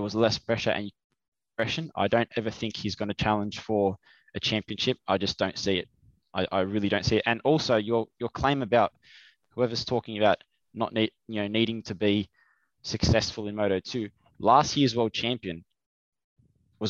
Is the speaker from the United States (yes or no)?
no; Australia; being Australian